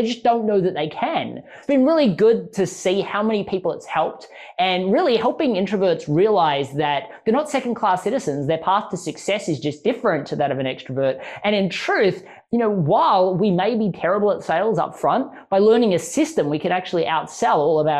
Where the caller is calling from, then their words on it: Chapel Hill, North Carolina, United States; I'm actually calling in from Chapel Hill, North Carolina